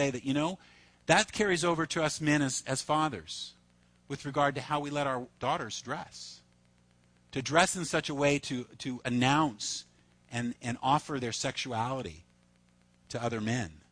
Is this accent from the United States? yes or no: yes; Reedley, California, United States; also born or lived in Fullerton; I grew up in Reedley